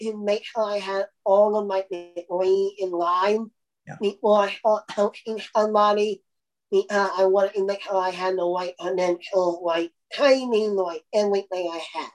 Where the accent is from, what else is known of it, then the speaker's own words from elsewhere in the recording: Indiana, United States; I'm from Indiana, and basketball is a big thing here in Indiana